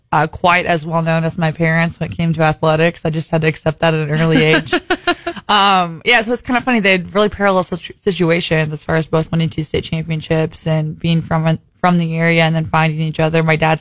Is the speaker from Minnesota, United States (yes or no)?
no; Camdenton, Missouri, United States; I'm from Lake of the Ozarks, Camdenton, Missouri. Proud Camdenton High School graduate.